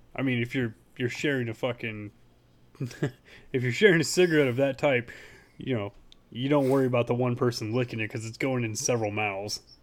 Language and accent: English; Hollister, California, United States; also born or lived in San Jose, California; I was born in San Jose, but, yeah, I grew up in Hollister